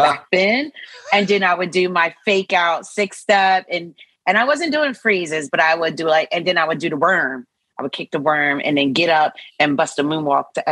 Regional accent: New Jersey, United States; also born or lived in Philadelphia; Born and raised in New Jersey

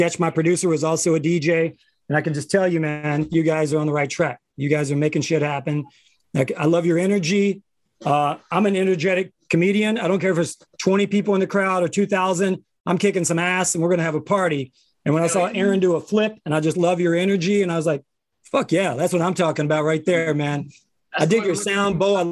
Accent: Kentucky, United States; moved away; I grew up in Kentucky

